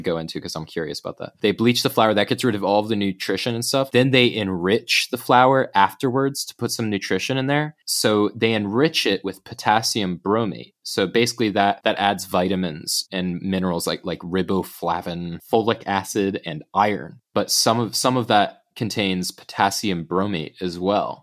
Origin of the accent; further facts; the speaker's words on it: United States; now in United Kingdom; an American who is living in, in the U K